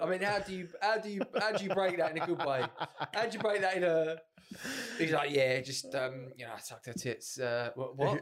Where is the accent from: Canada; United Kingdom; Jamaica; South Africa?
United Kingdom; England; Because we're English